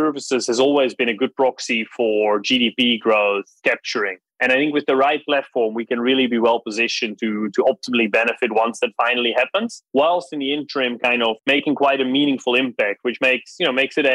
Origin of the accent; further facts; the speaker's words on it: Netherlands; moved away; I grew up in the Netherlands